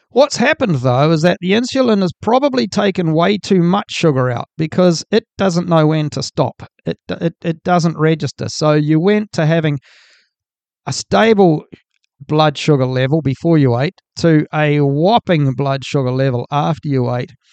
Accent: New Zealand; I'm from New Zealand

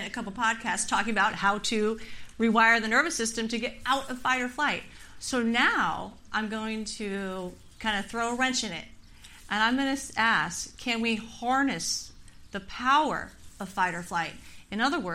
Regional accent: California, United States; I'm born and raised in California

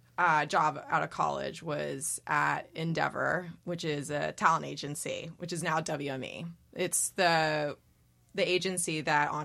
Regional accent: Santa Barbara, California, United States; moved away as an adult; also born or lived in Los Angeles, California; now in New York, United States; I am from California originally. Grew up in Santa Barbara

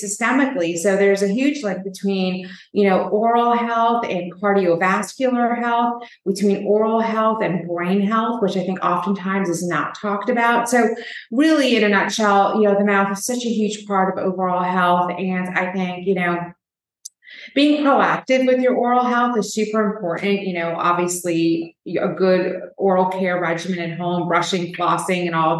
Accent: New York, United States; I was born and raised in New York

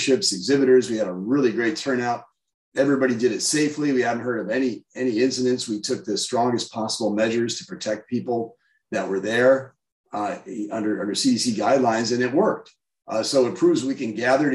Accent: South Dakota, United States; I'm from South Dakota

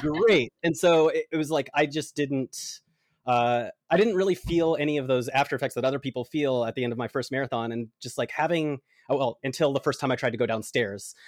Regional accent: Atlanta, Georgia, United States; I was born in Atlanta. I love the Georgia heat.

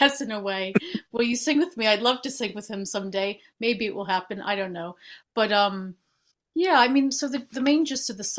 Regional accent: Boston, Massachusetts, United States; moved away as an adult; now in London, United Kingdom; I'm from the U.S. I'm from Boston. And I've actually been living in the UK for about 15 years now in London.

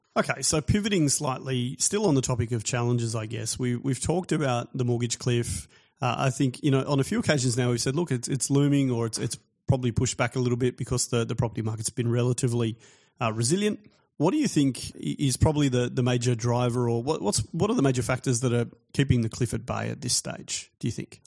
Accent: Australia; as an Australian guy with an Australian family born here

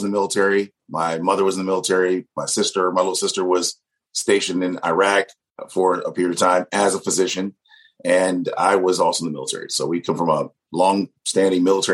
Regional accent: Ann Arbor, Michigan, United States; also born or lived in Detroit, Michigan; as a kid, I grew up in Ann Arbor, Michigan

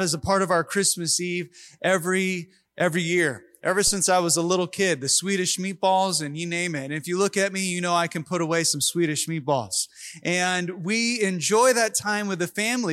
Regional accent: Long Beach, California, United States; I was born in Long Beach, so I am an American

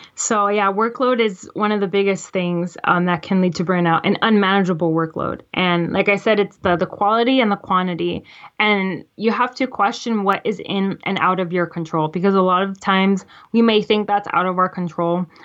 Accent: Florida, United States; I'm from Florida

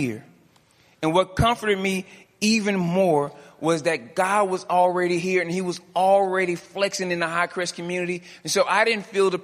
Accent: Dallas, Texas, United States; I'm from Dallas

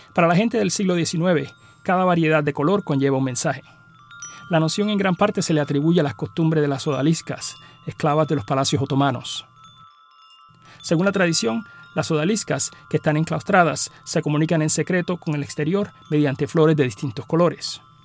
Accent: Arroyo, Puerto Rico; mi pueblo de Arroyo

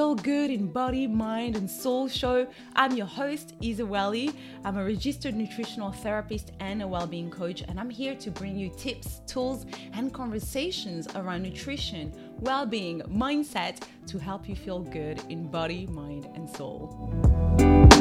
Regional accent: Togo; I'm from Togo in West Africa

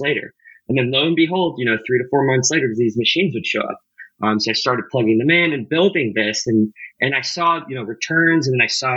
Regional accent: St. Louis, Missouri, United States; I grew up in St. Louis, Missouri

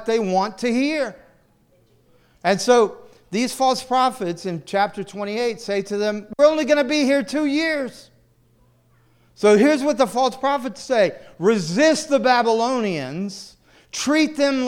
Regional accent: the South, United States; moved away; I grew up in the South

